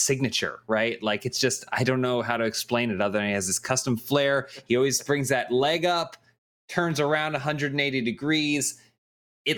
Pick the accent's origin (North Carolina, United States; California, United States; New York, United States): North Carolina, United States; Charlotte; my hometown. I'm from Charlotte, North Carolina